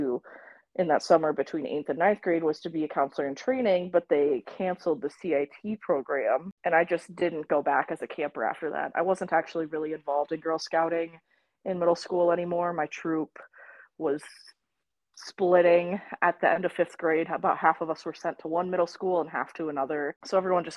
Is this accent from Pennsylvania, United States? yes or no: no; Rochester, Minnesota, United States; moved away as an adult; also born or lived in Iowa; I grew up in Rochester, Minnesota, and I did day camps there